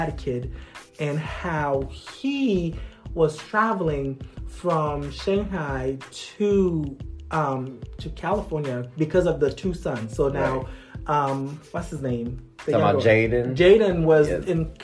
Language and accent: English; Haiti; moved away; I'm originally from Haiti, right? Okay. Growing up in Haiti